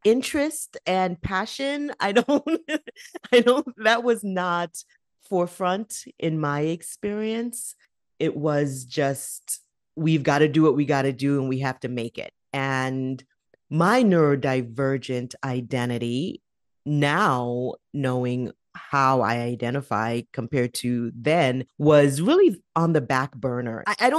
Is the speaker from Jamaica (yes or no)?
yes; Jamaica; also born or lived in New York, United States; now in Canada; So I was born in the United States, in New York, by immigrant to the United States parents. My family is Jamaican. In my younger years, I then moved from the United States to Jamaica to live with my grandmother